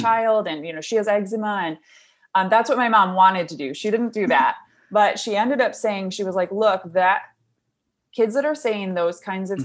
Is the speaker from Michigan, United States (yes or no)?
yes; Brighton, Michigan, United States; we lived in Brighton, so I grew up there